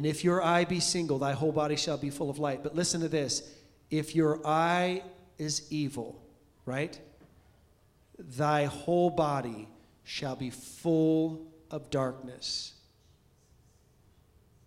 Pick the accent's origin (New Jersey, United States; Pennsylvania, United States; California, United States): California, United States; We're from California